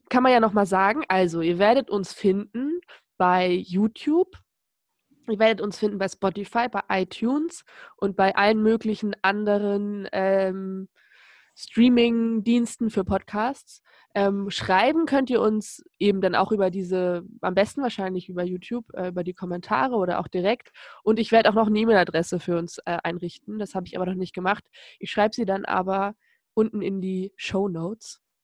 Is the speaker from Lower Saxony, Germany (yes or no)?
yes; Lower Saxony, Germany; born or raised there